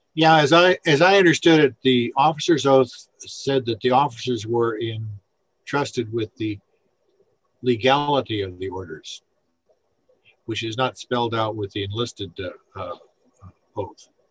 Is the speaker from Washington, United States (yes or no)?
yes; Seattle, Washington, United States; I'm from Seattle and Washington